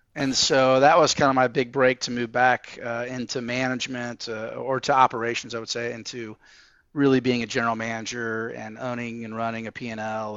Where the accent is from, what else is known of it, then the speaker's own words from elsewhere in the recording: Fort Wayne, Indiana, United States; also born or lived in Kansas City, Missouri; we moved to Fort Wayne, Indiana when I was about eight years old